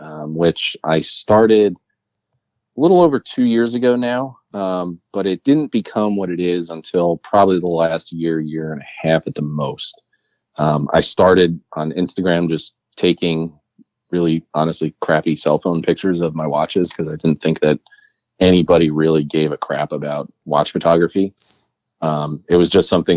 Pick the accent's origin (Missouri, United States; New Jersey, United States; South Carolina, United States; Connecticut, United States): New Jersey, United States; moved away as an adult; now in Pennsylvania, United States; I grew up in New Jersey.